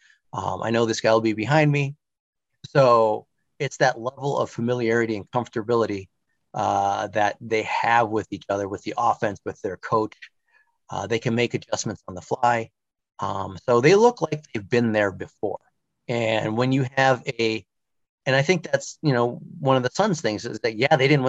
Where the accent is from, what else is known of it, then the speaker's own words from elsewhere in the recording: Milwaukee, Wisconsin, United States; moved away as an adult; also born or lived in New York; I grew up in Milwaukee, and then I moved out to the East Coast in 1999